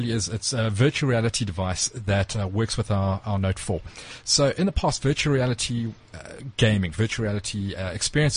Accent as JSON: {"language": "English", "country": "South Africa", "said": "us as South African consumers"}